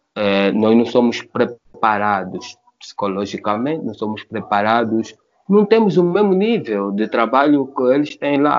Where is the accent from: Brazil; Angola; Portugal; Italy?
Angola; somos angolanos e africanos